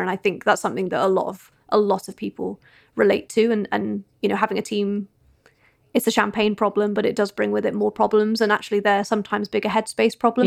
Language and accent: English; United Kingdom; we're British.